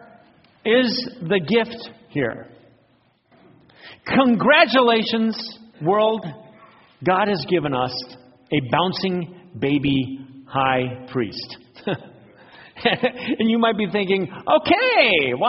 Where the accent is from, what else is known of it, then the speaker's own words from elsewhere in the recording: Phoenix, Arizona, United States; When I was a kid growing up in Phoenix